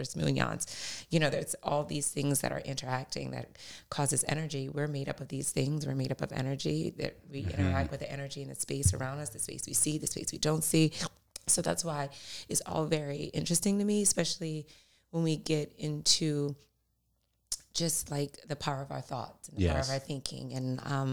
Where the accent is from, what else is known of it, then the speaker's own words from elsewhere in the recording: Louisiana, United States; I'm from Louisiana, so cooking was like introduced at 3